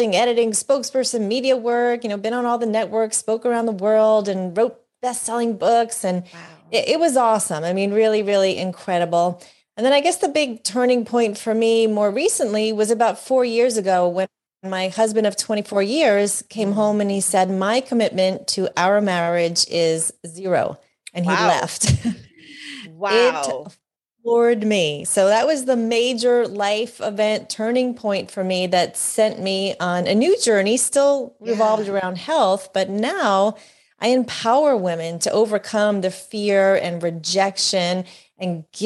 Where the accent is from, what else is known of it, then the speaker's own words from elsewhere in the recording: New York, New Jersey, Northeast area, United States; I was born and raised in the New York, New Jersey, Northeast area